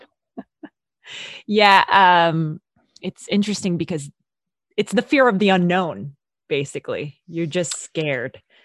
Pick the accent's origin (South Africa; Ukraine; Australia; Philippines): Philippines; I'm from the Philippines